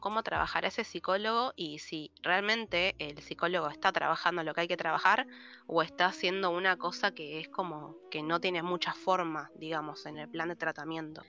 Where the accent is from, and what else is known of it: Argentina